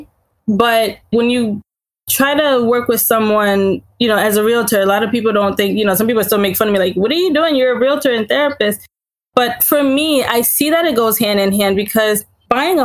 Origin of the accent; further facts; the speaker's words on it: Laurel, Delaware, United States; also born or lived in Haiti; I was born in Haiti, came here when I was about 3 or 4 years old. My family has lived in Laurel, Delaware pretty much all my life